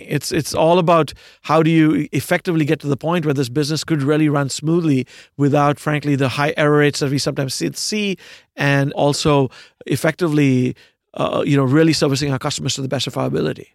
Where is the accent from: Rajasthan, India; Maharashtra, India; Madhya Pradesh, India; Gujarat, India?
Maharashtra, India; Pune; moved away as an adult; also born or lived in United States; now in New York City, United States; I was born in India, uh, in a, uh, in a city called, of a few million people called Pune